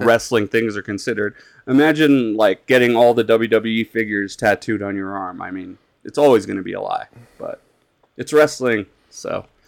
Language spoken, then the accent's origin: English; Colorado, United States; I'm from Colorado